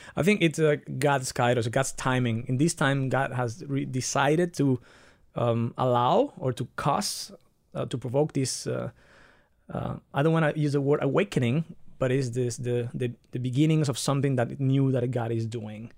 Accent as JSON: {"language": "English", "country": "Dominican Republic", "tie": "born or raised there", "also_born_or_lived": "Barcelona, Spain", "moved": "yes", "lives_now": "Nuremberg, Germany", "said": "I was born in the Dominican Republic, but out of a fam-, from a family that is, um, mixed between Italians, Spanish people, and Dominicans."}